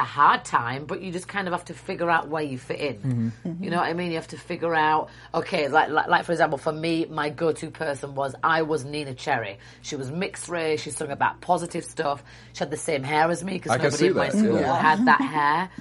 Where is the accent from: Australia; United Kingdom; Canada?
United Kingdom; now in United States; I am British